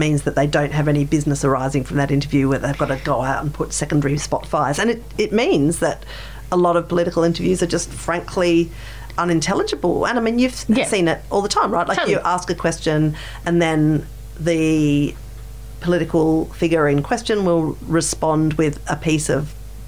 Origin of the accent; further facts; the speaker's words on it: South Australia, Australia; Australia as well, which has just like lost the car manufacturing industry. So for my home state, it's a survival, you know.